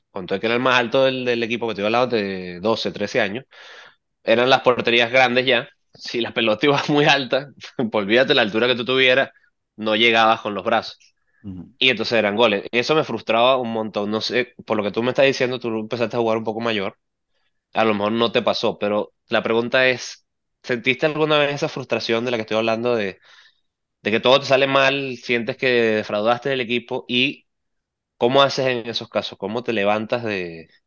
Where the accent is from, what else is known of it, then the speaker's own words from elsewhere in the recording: Venezuela; yo soy surdo y venezolano.